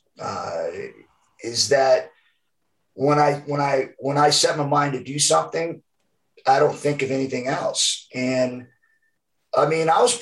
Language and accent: English; Georgia, United States; accent: Southern; And I have an accent anyways, a Southern accent. Because I was born in Georgia, and so I've never lost the accent